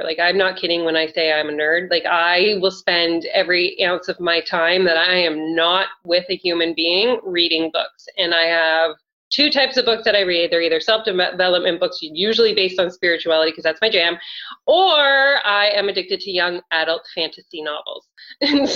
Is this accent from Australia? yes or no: no; Canada; I'm Canadian